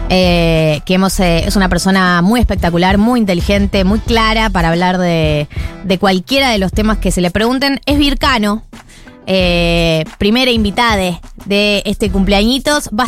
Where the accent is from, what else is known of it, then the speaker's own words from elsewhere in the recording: Argentina; Perdón, siento que soy como muy argentino para decir.